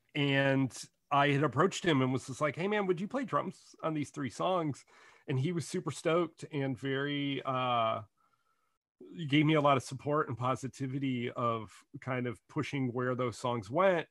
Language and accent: English; Detroit, Michigan, United States; growing up in Detroit